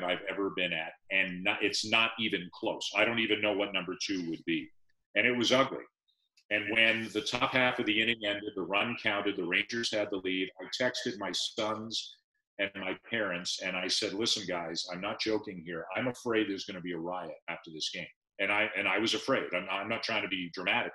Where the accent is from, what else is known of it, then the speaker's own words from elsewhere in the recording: Toronto, Ontario, Canada; also born or lived in London; The only 4 years of my life I didn't live in Toronto was when I was at school in London. So I grew up on sports in Toronto.